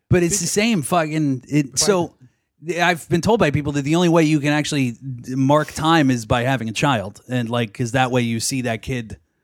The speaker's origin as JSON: {"language": "English", "town": "Pittsburgh", "region": "Pennsylvania", "country": "United States", "tie": "born or raised there", "also_born_or_lived": "New York", "moved": "yes", "said": "I grew up in Pittsburgh."}